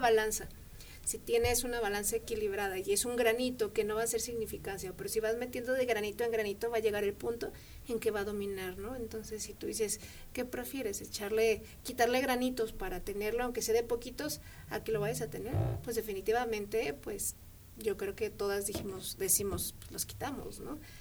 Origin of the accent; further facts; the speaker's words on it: Mexico; somos mexicanas